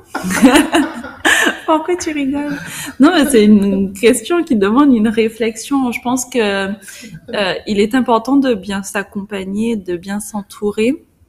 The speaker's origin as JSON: {"language": "French", "country": "Guadeloupe", "said": "en tant que Guadeloupéenne"}